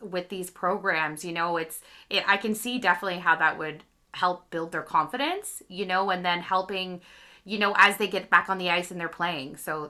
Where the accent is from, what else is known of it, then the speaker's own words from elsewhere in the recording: Beachburg, Ontario, Canada; I grew up in Beechburg, and I'm a 90s baby.